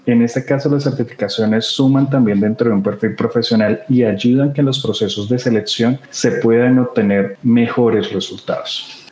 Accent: Colombia; como ciudadanos colombianos

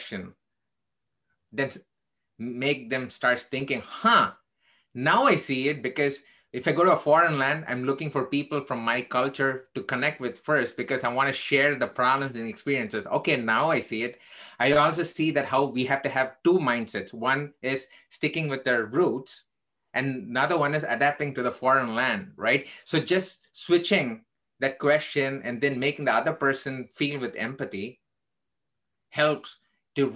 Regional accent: India; now in Chicago, United States; I am originally Indian. I'm still Indian, actually, but I became an American citizen.

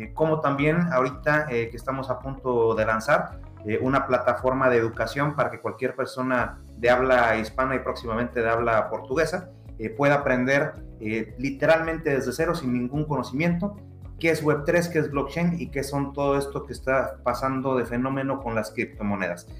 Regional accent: Mexico; como buen mexicano

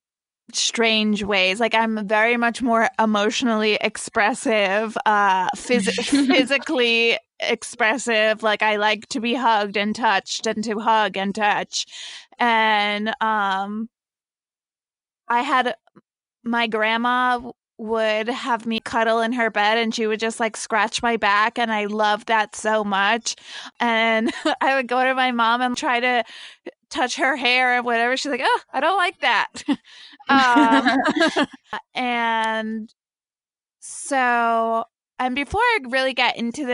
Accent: New Jersey, United States; also born or lived in Brazil; I grew up in New Jersey

